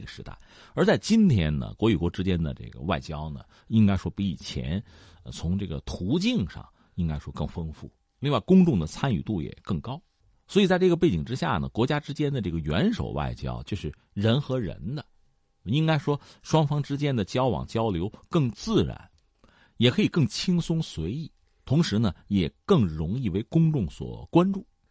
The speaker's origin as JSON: {"language": "Chinese", "country": "China", "said": "对我们中国人来讲呢，这个体验以前是没有的"}